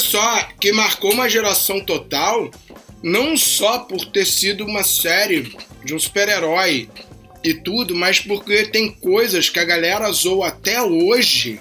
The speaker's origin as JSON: {"language": "Portuguese", "region": "Rio de Janeiro", "country": "Brazil", "tie": "born or raised there", "said": "eu sou um cara nascido e criado no Rio de Janeiro"}